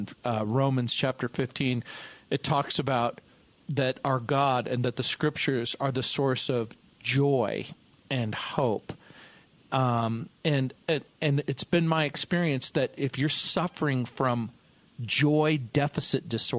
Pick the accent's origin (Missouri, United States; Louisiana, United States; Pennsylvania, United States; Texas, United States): Louisiana, United States; New Orleans; I was born in New Orleans, and I, too, was born and raised and educated in a high church tradition